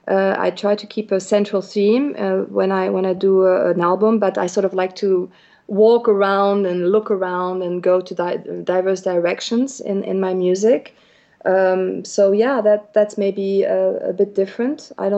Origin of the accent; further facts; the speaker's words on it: Switzerland; the fact that I come from Switzerland, which is a tiny small country up there in the Alps somewhere, that I've been raised with animals